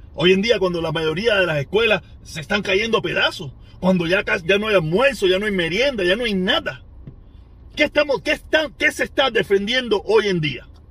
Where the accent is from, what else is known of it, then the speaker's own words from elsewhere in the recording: Cuba; moved away; cuando viví en Cuba